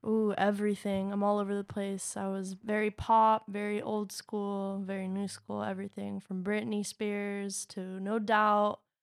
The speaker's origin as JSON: {"language": "English", "town": "Long Beach", "region": "California", "country": "United States", "tie": "born or raised there", "said": "I was born in Long Beach, uh, Long Beach Community Hospital"}